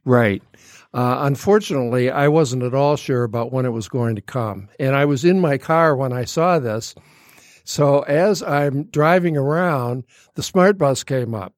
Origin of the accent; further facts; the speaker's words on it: Royal Oak, Michigan, United States; as a little kid growing up in Royal Oak